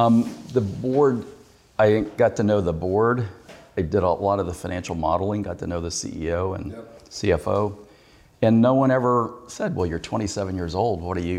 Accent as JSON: {"language": "English", "region": "Kentucky", "country": "United States", "tie": "born or raised there", "said": "Yeah. Well, I was born in Pineville."}